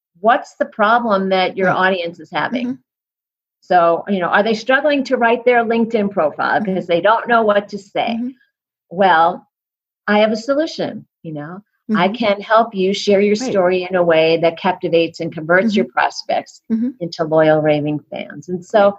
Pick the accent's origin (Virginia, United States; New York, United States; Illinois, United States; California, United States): New York, United States; now in Colorado, United States; I'm in Colorado, but I'm originally from New York